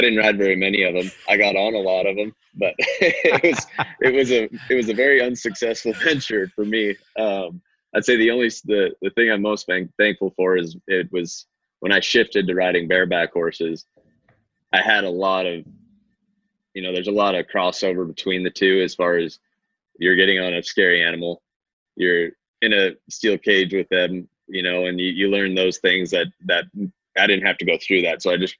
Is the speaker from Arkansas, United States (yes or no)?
no; The Woodlands, Texas, United States; also born or lived in California / New Mexico / Alaska / Arizona; I'm from everywhere. was born in California, lived in New Mexico, Alaska for 6 years, Texas, Arizona, Washington, back to Texas. I ended up graduating high school down in the Woodlands by Houston